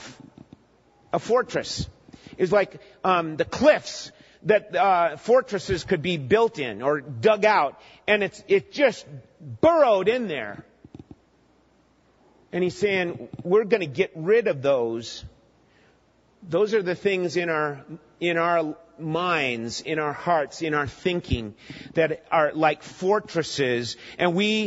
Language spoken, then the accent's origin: English; Minnesota, United States; I grew up in Minnesota